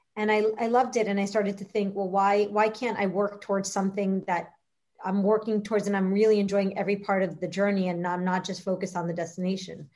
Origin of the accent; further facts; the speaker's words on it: Miami, Florida, United States; also born or lived in Boston; My, my, parents were immigrants here from from Uruguay, and I grew up in Miami my whole life